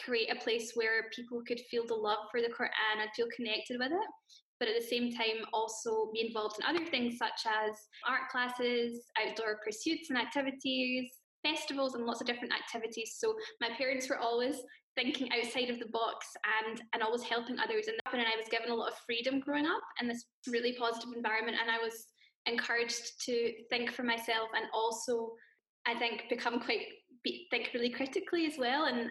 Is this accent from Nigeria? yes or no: no; Glasgow, Scotland, United Kingdom; I'm from Glasgow, Scotland, and this is where I grew up